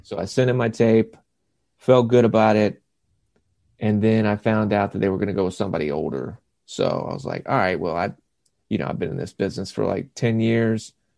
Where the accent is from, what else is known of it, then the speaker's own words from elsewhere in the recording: Lake Wylie, South Carolina, United States; moved away as an adult; also born or lived in Savannah, Georgia; now in Clarkston, Georgia, United States; I grew up in Lake Wiley, South Carolina